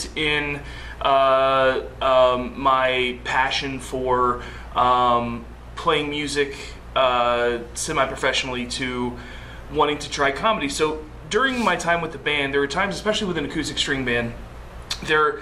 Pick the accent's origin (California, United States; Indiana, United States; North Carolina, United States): Indiana, United States; Anderson; also born or lived in Colorado; I was born in Colorado, raised in Anderson.